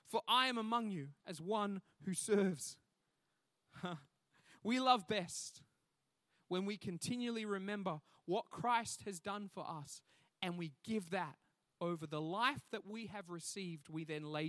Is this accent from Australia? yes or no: yes; the Whitsundays, North Queensland, Australia; I grew up in the North Queensland, in the Whitsundays